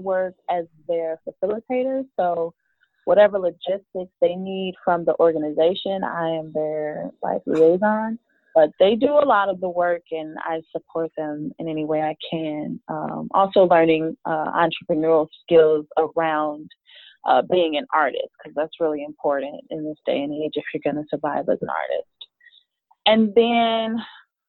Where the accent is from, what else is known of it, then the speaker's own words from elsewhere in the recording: Chicago, Illinois, United States; I'm from Chicago. I've lived all over the city, worked all over the city, even lived in some of the suburbs at one point